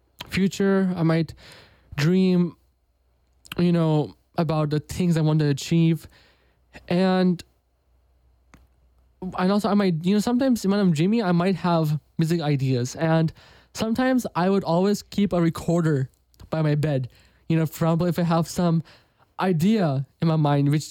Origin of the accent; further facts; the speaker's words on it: United States; my parents are from India, but I was born in America